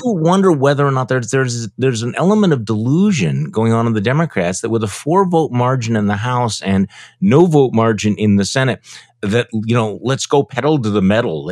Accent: Wisconsin, United States; my home state senator Ron Johnson

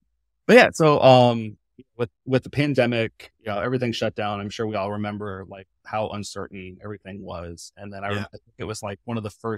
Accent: Midwest, United States; remember, I came from the Midwest.

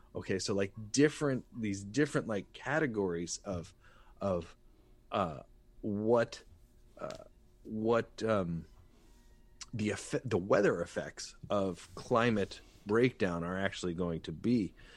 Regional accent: Santa Barbara, California, United States; I'm an artist from Santa Barbara

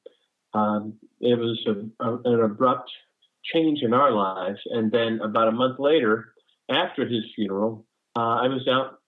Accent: Brooklyn, New York, United States; born there; also born or lived in New Jersey / Los Angeles / North Carolina; I was born in Brooklyn, New York, lived in New Jersey. Then my stepdad moved us to La La Land. So we lived in LA for a while, and now I currently reside in North Carolina.

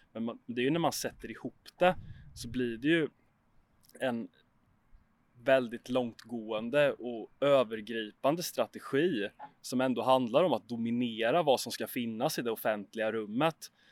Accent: Huskvarna, Jönköping County, Sweden; jag är uppvuxen i Huskvarna, en liten ort utanför Jönköping i Småland

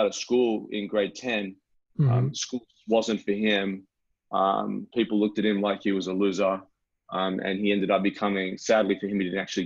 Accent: Sydney, New South Wales, Australia; moved away as an adult; also born or lived in Los Angeles, California; now in Melbourne, Australia; I'm originally from Sydney, Australia, but I spent nearly 9 years in Los Angeles, California

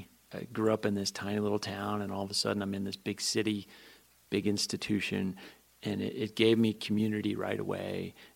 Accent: Guilford, New Hampshire, United States; moved away as an adult; also born or lived in Philadelphia; now in Montana, United States; I grew up in a small town in New Hampshire, Guilford.

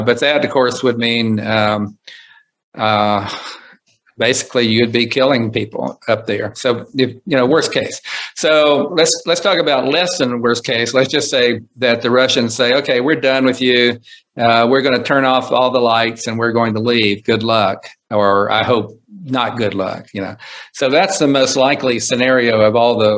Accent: Coalwood, West Virginia, United States; moved away; also born or lived in Huntsville, Alabama; growing up in Colwood, West Virginia and building rockets because I'd seen Sputnik fly over.

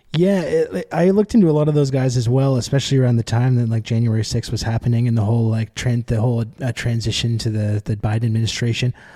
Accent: Canada; now in Montreal, Canada; I'm Canadian, I'm here in, uh, Montreal

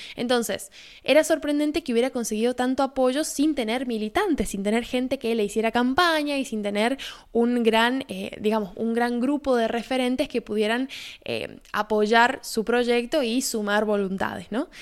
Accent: Argentina; haciendo periodismo desde Argentina

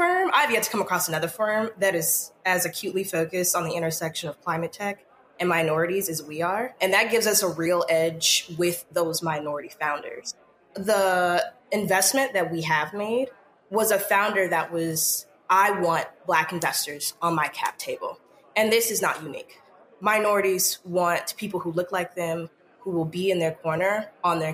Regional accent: the South, United States; also born or lived in Texas / Louisiana / San Diego, California; now in Birmingham, United States; I grew up in the South. Texas and Louisiana is where I'm from, and grew up low income

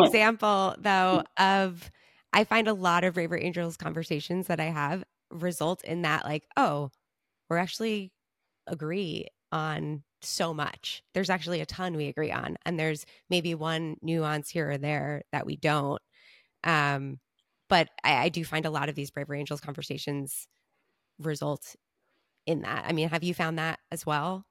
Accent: Long Island, New York, United States; I'm from Long Island

